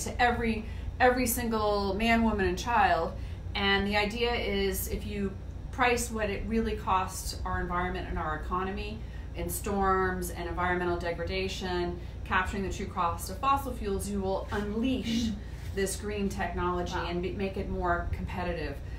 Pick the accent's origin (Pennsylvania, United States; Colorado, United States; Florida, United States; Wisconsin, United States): Florida, United States; Martin County; I grew up in Martin County and it was pretty rural